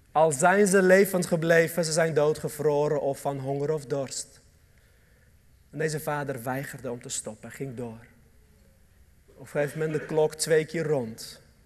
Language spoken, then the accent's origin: Dutch; Armenia; Dutch is a second language; now in Netherlands; Armenië, een land waar ik vandaan kom